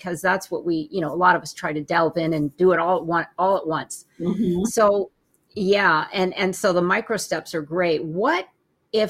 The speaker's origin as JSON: {"language": "English", "country": "Canada", "moved": "yes", "said": "I'm originally from Canada"}